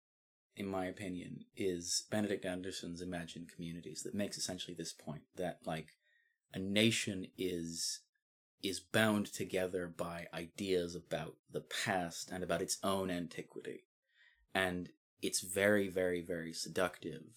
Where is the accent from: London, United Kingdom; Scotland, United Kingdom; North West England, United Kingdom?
Scotland, United Kingdom; as a Scottish person